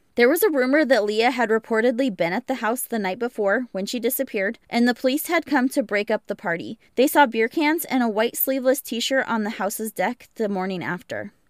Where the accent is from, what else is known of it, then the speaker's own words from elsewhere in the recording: Pacific Northwest, United States; I was born and raised in the Pacific Northwest